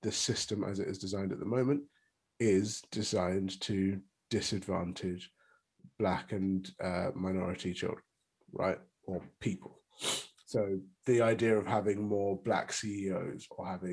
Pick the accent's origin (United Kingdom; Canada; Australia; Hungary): United Kingdom